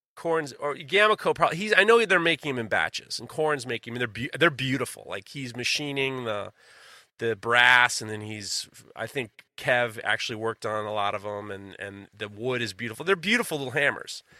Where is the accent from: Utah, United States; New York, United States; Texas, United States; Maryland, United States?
New York, United States; New York City; moved away; I grew up in New York City